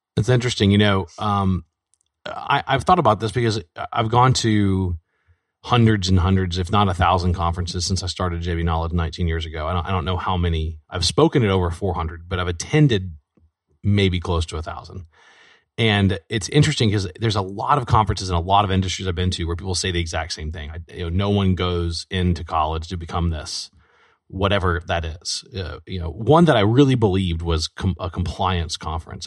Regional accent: Baton Rouge, Louisiana, United States; I was born and raised in Baton Rouge

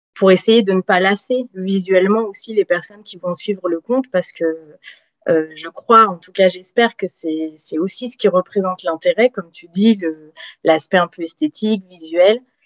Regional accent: south-west France, France; also born or lived in French Guiana; now in Paris region, France; je suis originaire plutôt du sud de la France, sud-ouest

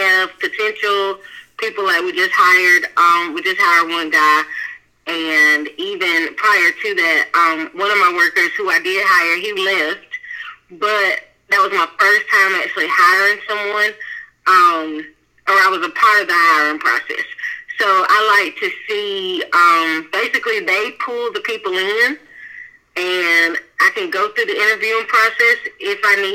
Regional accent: Wilson, North Carolina, United States; I am from Wilson, did not go to college

